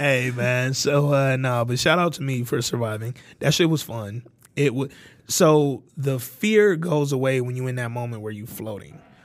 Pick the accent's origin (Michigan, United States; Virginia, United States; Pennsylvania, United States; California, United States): Michigan, United States; Detroit; growing up in Detroit